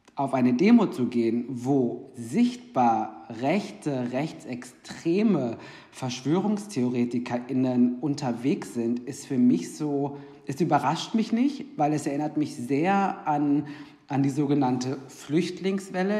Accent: Ruhr area, North Rhine-Westphalia, Germany; also born or lived in Cologne; ich bin aus dem Ruhrgebiet eigentlich, habe aber in Köln ähm, drei Jahre gewohnt

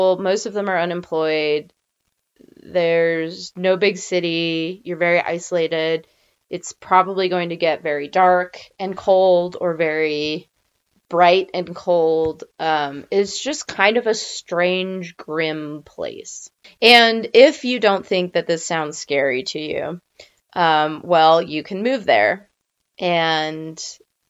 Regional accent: Nevada, United States; I'm from Nevada

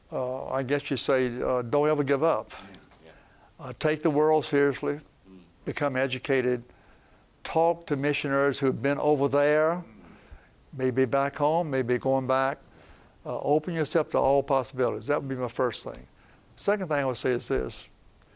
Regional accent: the South, United States; also born or lived in Iran / New Haven, Connecticut; we're Baptists here from the South

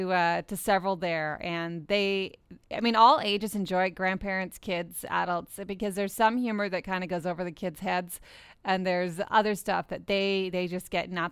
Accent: England, United Kingdom; moved away; I grew up in England

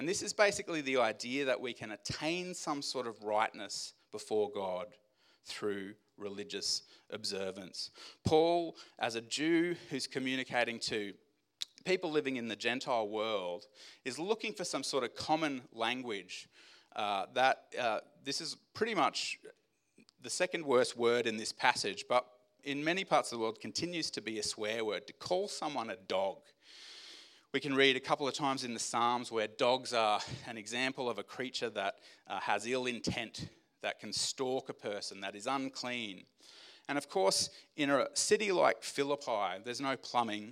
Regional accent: Australia; as an Australian male

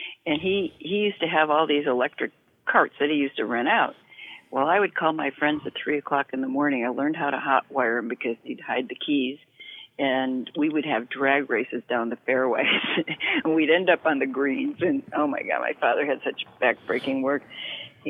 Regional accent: Rochester, New York, United States; moved away as an adult; now in California, United States; Rochester, which, you know, was my hometown

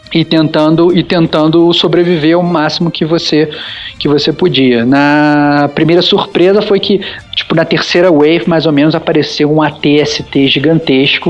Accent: Brazil; now in Mexico; eu como bom brasileiro

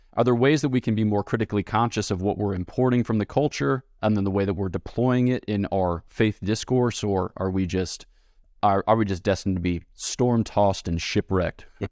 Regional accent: United States; I'm American

